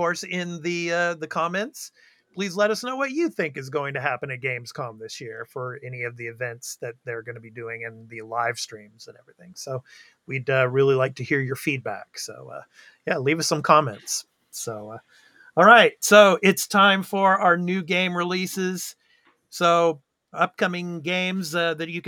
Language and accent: English; United States; now in Japan; I'm American, but you know, living out here in Japan